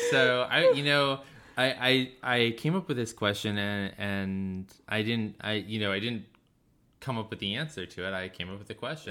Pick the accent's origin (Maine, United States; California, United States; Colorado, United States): Maine, United States; I grew up in Maine